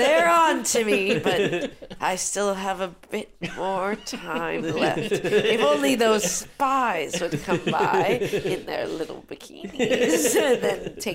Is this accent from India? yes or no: no; Canada; What's that? I'm Canadian.